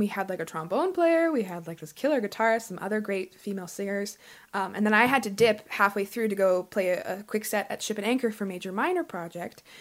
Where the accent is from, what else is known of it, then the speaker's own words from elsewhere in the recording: Calgary, Alberta, Canada; growing up in Calgary